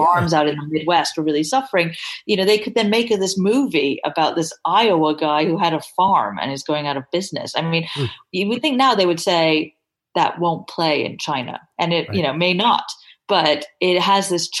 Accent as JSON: {"language": "English", "region": "England", "country": "United Kingdom", "said": "me being English"}